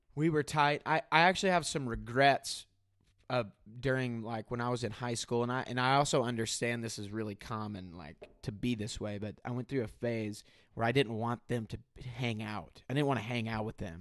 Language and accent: English; Benton, Illinois, United States; also born or lived in Mount Vernon, Illinois; Mount Vernon is a county above the town in which I grew up, which is Benton, Illinois